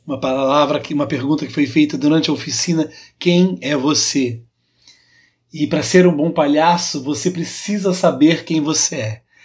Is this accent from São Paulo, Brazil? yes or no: yes; Pirassununga, São Paulo, Brazil; accent: caipira; sou de Pirassununga, interior de São Paulo